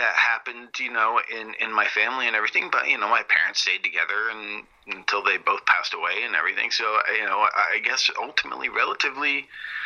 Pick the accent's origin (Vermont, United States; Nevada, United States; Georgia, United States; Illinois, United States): Vermont, United States; moved away as an adult; now in California, United States; I'm originally from Vermont.